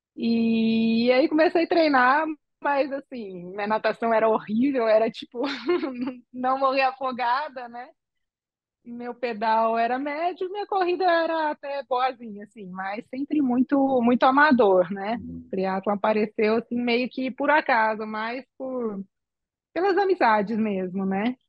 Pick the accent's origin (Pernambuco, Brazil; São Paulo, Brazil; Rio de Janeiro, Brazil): São Paulo, Brazil; São Carlos; moved away as an adult; now in Aracruz, Brazil; Eu sou de São Carlos, interior de São Paulo